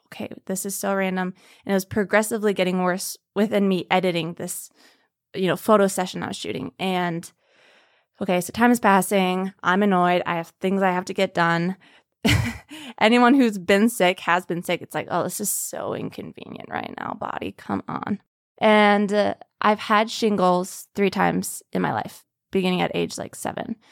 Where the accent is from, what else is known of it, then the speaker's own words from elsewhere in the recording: Minneapolis, Minnesota, United States; I'm from Minneapolis, Minnesota.